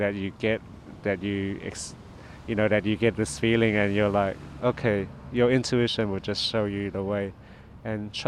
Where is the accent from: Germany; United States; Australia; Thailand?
Thailand; where are you from? And I said Thailand.